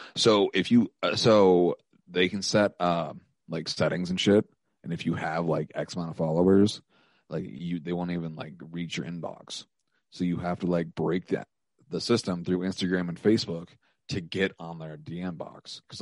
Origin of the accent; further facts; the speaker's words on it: Helena, Montana, United States; moved away as an adult; now in Missoula, United States; I might move back to my hometown